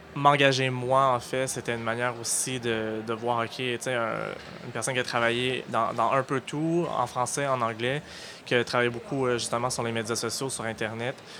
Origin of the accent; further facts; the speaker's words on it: Halifax, Nova Scotia, Canada; moved away as an adult; now in Montreal, Canada; je suis originaire d'Halifax, en Nouvelle-Écosse, où j'ai fait mes études en journalisme